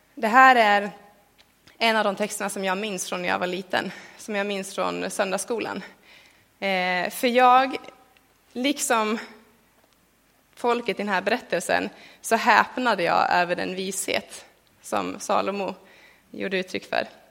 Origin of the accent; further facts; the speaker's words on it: Sweden; för mig som en svensk